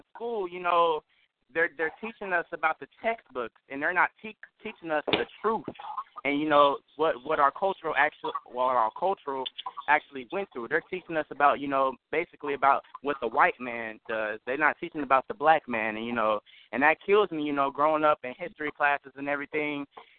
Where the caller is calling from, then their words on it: Dayton, Ohio, United States; I'm actually calling from Dayton, Ohio. I'm actually a young aspiring film director